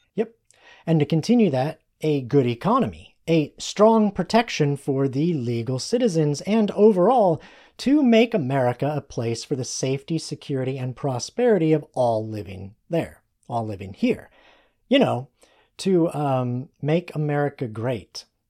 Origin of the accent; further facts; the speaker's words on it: United States; We are American